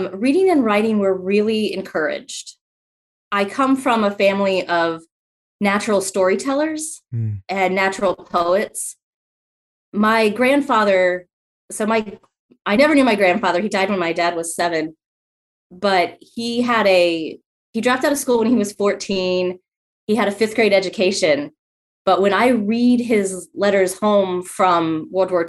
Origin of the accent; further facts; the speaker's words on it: Columbus, Ohio, United States; I'm originally from Columbus, Ohio, and grew up in a neighborhood that was within the city